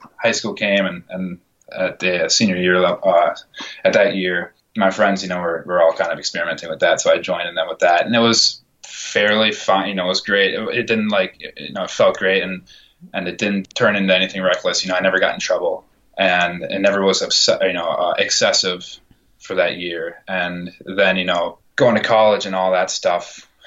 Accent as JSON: {"language": "English", "region": "Minnesota", "country": "United States", "tie": "born or raised there", "also_born_or_lived": "Wisconsin", "moved": "as an adult", "lives_now": "Boston, United States", "said": "I grew up in Minnesota"}